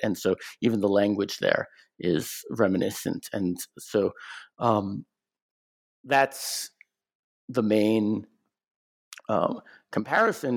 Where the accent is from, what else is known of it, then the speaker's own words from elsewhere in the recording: United States; I'm an American